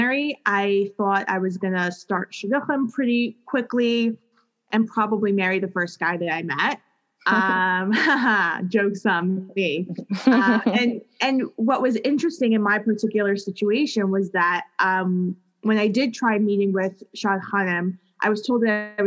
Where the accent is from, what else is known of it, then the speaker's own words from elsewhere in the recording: New York City, New York, United States; I grew up in Queens, New York